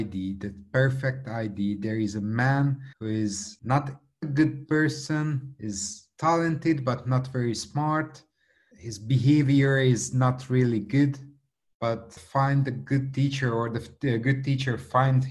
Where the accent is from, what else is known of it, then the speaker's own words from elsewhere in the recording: Budapest, Hungary; English is a second language; I came from Hungary. Budapest is the capital city of Hungary